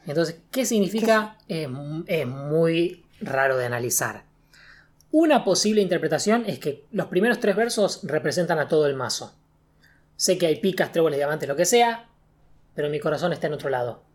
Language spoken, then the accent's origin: Spanish; Argentina; nosotros que somos de Argentina